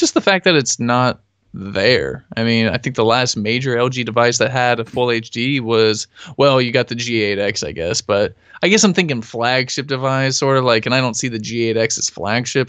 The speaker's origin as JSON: {"language": "English", "area": "Humboldt County", "region": "California", "country": "United States", "also_born_or_lived": "Oregon", "said": "I'm from Humboldt County"}